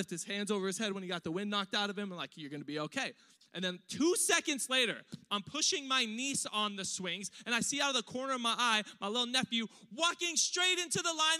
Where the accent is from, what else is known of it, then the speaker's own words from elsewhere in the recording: Riverside, California, United States; also born or lived in East Los Angeles; I was born in East LA. I was raised in East Riverside, which is like Diet Compton.